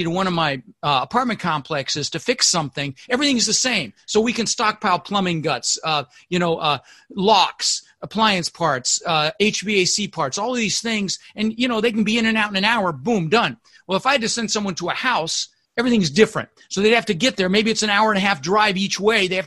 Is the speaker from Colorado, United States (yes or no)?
yes; Denver, Colorado, United States; also born or lived in Netherlands; I immigrated to this country when I was six with my brother, Albert, my mother's Vancha. I was born in Holland in the Netherlands, and we ended up in Denver, Colorado